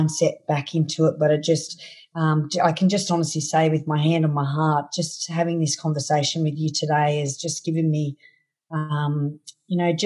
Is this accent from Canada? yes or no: no; Australia; from my hometown here to Sydney, which is 353 Ks